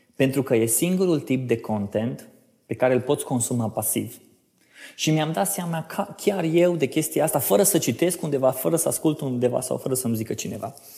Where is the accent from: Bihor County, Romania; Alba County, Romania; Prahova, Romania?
Bihor County, Romania; Oradea; now in Cluj-Napoca, Romania; sunt din Oradea, mutat în Cluj-Napoca pe sfert maghiar